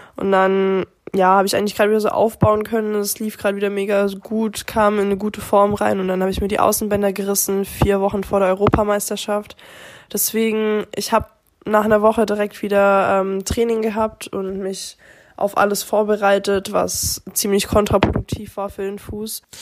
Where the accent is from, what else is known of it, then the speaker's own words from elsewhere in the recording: Germany; im eigenen Heimland